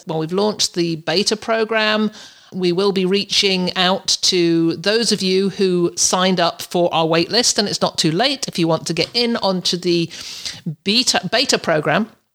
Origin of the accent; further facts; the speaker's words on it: Canada; I've nearly overstayed my welcome in the U S as a, as a Canadian, only allowed a certain amount of days in the U S